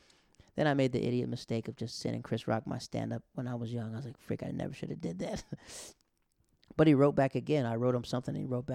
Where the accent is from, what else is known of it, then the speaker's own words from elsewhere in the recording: Netherlands; moved away; also born or lived in Japan; growing up in the Netherlands and growing up in Japan